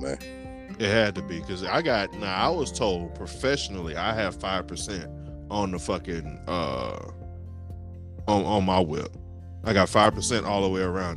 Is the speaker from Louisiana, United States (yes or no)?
yes; Louisiana, United States; also born or lived in New Orleans; I'm from Louisiana.